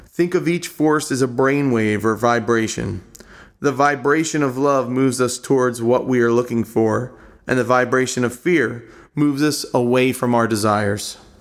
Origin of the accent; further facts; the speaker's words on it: Drexel Hill, Pennsylvania, United States; I grew up in Drexel Hill, Pennsylvania, the heart of Delco